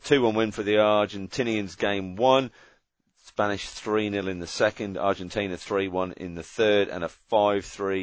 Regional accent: Australia

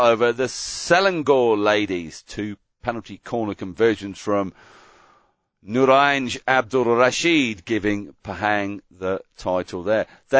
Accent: Wallonia, Belgium; I'm from the French side of Belgium, you see.

